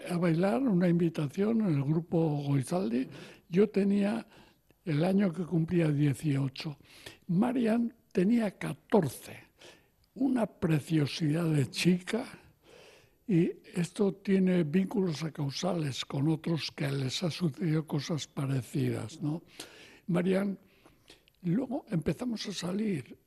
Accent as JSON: {"language": "Spanish", "town": "Pamplona", "region": "Navarre", "country": "Spain", "tie": "born or raised there", "said": "yo nací en Iruña"}